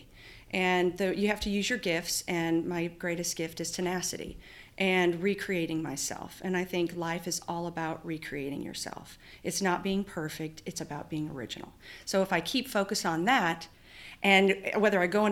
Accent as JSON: {"language": "English", "area": "Antelope Valley", "region": "California", "country": "United States", "tie": "born or raised there", "also_born_or_lived": "Oklahoma", "said": "I was born in Oklahoma, but raised in the high desert in California"}